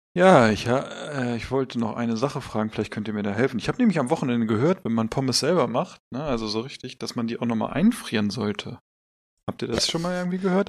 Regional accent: Hanover, Lower Saxony, Germany; als Hannoveraner.

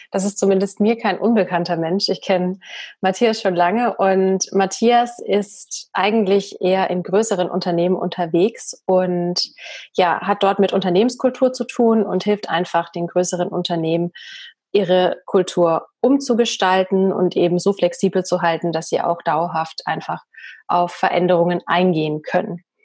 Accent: Bavaria, Germany; accent: Bavarian; Sonst müsste ich hier immer noch mit einem bayerischen Dialekt ähm, sprechen. Ich meine, ich, ich liebe meinen Dialekt.

